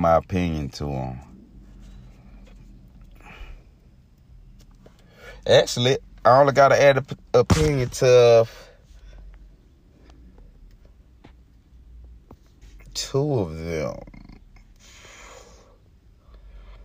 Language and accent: English; middle Georgia, United States; I'm from Georgia, man. You know, middle of Georgia